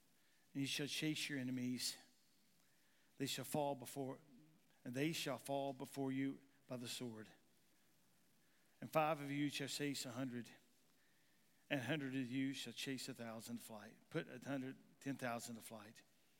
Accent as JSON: {"language": "English", "region": "Kentucky", "country": "United States", "lives_now": "Missouri, United States", "said": "I'm from Eastern Kentucky, and in Eastern Kentucky, we talk a certain way. Anybody know how the people in Eastern Kentucky talks? Well, I talk really good. Okay, I don't talk good. How do I say this? My talking is better here in Missouri now than it was ever in Kentucky."}